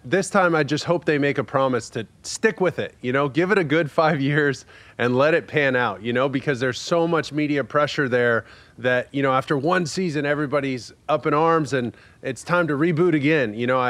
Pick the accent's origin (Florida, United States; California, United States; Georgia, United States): California, United States; Southern; growing up in Southern California